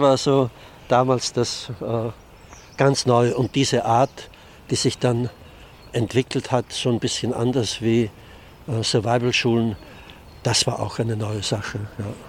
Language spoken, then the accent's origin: German; Austria; now in Hannover, Germany; Ich bin eigentlich in Österreich aufgewachsen